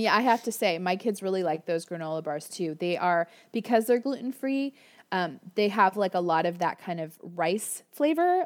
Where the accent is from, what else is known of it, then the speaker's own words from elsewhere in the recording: Florida, United States; now in Orange County, United States; I grew up in Florida